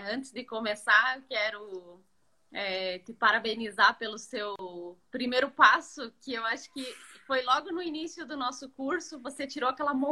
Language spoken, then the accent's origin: Portuguese; Curitiba, Paraná, Brazil; É, bom, eu sou aqui de Curitiba, Trabalho com organização recentemente